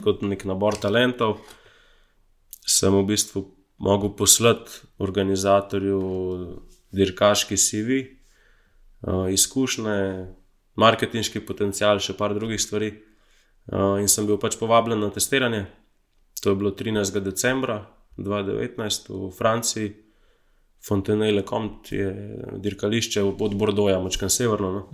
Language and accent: Slovenian; Slovenia; sem iz Slovenije